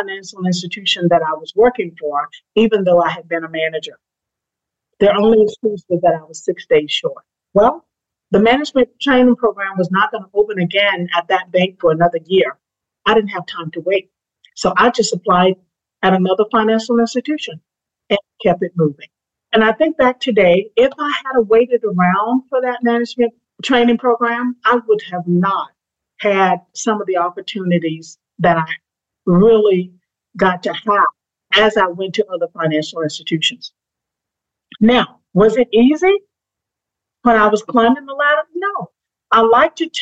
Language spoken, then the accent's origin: English; Eutaw, Alabama, United States; I was brought up in Utah, Alabama